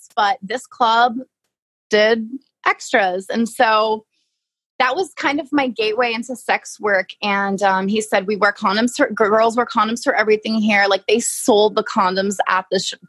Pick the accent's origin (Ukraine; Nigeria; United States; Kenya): United States; New York; moved away as an adult; also born or lived in Long Island, New York; I'm from New York